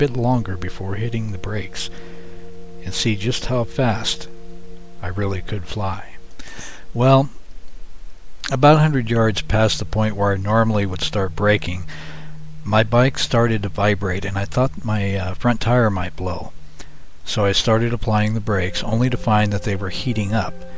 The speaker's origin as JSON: {"language": "English", "town": "Yucca Valley", "region": "California", "country": "United States", "tie": "born or raised there", "said": "my hometown of Yucca Valley, California, where I grew up"}